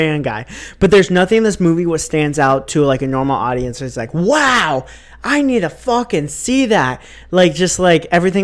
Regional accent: United States; I'm American.

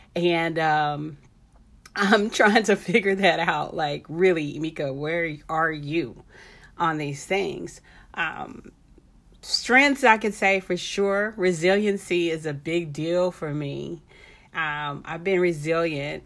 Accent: Texas, United States; I'm from Texas

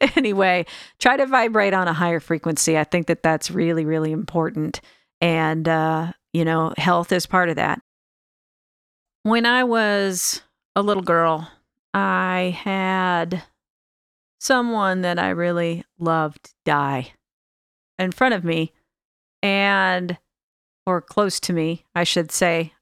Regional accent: Sacramento, California, United States; also born or lived in Alameda, California; I'm actually from the Sacramento area, but I lived in Alameda, California last

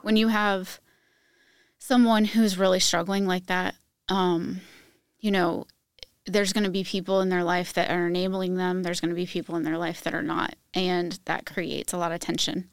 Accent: Virginia, United States; moved away as an adult; now in Indiana, United States; I just moved to Indiana two years ago, but I'm originally from Virginia

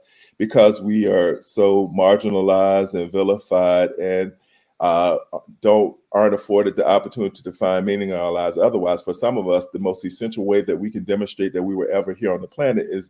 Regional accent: the South, United States; When I was a kid growing up in the South

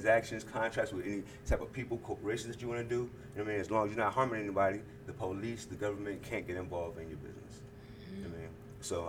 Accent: Virginia, United States; my nationality is a Virginian because mm-hmm. I'm from Virginia

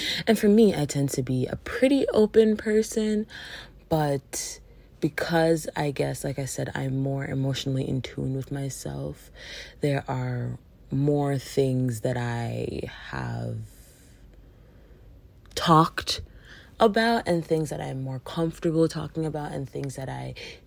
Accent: Jamaica; especially being Jamaican

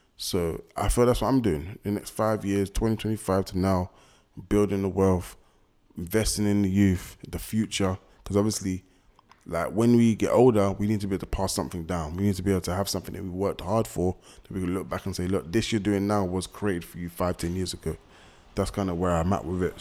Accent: London, United Kingdom; I'm from West, I know most people from West

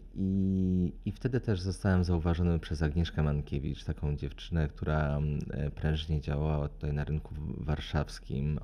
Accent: Lublin, Lublin Voivodeship, Poland; also born or lived in Warsaw; ja pochodzę z Lublina

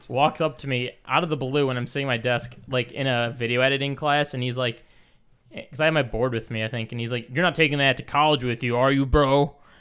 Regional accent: Michigan, United States; moved away; we're both from Michigan originally

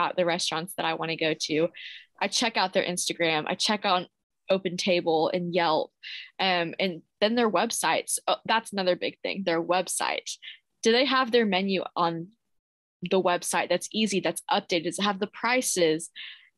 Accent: Bedford, Texas, United States; I just say I'm from Dallas, but I'm from Bedford, Texas

